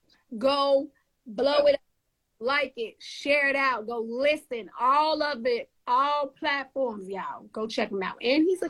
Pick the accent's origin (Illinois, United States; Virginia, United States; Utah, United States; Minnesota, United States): Illinois, United States; Chicago; technically, I'm from Chicago.